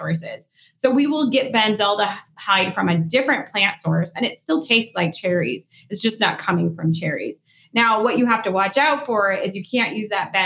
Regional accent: East Coast, United States; I am from the East Coast

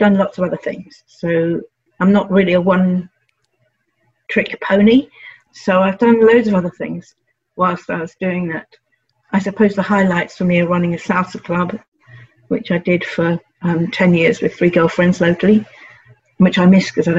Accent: London, United Kingdom; I grew up in North London and went to local grammar school.

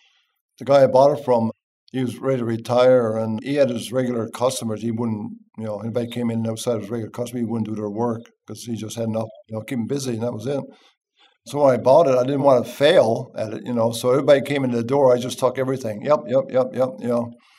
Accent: Newfoundland and Labrador, Canada; I'm from Canada.

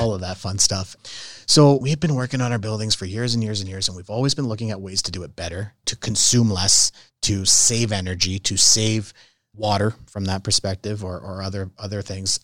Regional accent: Calgary, Alberta, Canada; also born or lived in Italy; I was born and raised in Calgary

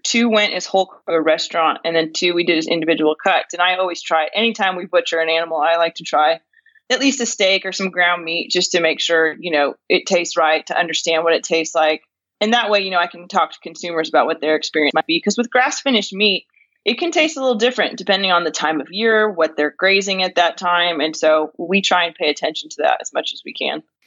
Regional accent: California, United States; moved away as an adult; now in Northwest Arkansas, United States; I was born and raised in California and actually lived in California for the first 31 years of my life

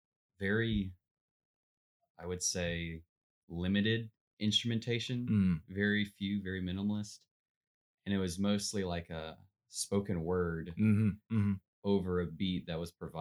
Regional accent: Glennville, Georgia, United States; I'm a junior music student here at Young Harris College from Glenville, Georgia.

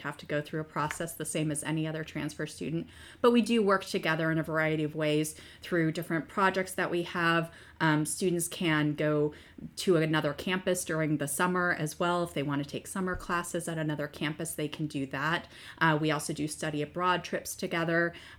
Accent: Arizona, United States; moved away as an adult; I grew up out west. I grew up in Arizona. I went to the University of Arizona, majored in theater, went out to California

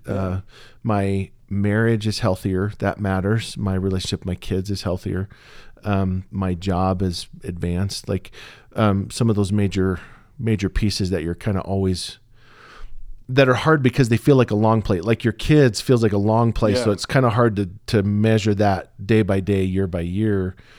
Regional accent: Pacific Northwest, United States; I was raised in the Northwest, spent all of my adult life up until the last few years in the Northwest, and coffee in the Northwest is a religion.

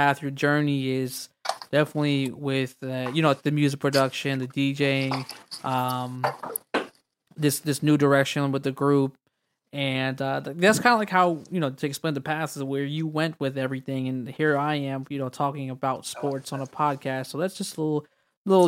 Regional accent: Orlando, Florida, United States; I was born and raised in Florida in Orlando

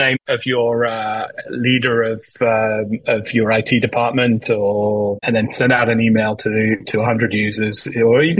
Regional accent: United Kingdom; moved away as an adult; also born or lived in Boston; now in United States; as you can probably tell from my accent, I'm originally from the UK.

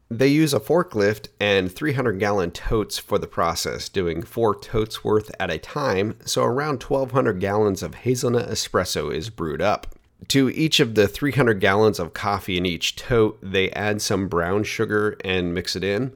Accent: Oregon, United States; made in my home state

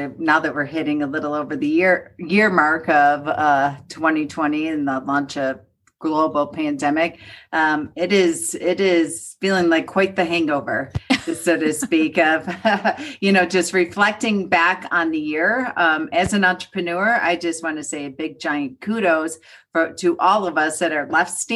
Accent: Buffalo, New York, United States; now in Colorado, United States; I grew up in Buffalo, New York, where the sun did not shine for about 6 to 8 months

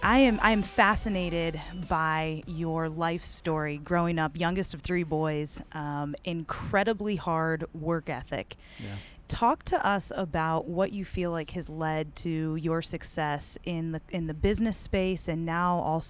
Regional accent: Illinois, United States; And growing up in Illinois and being part of a family that had a hard work ethic and a drive to succeed

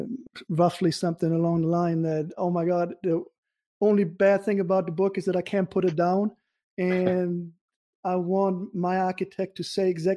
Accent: Germany; now in United States; I'm from Germany originally.

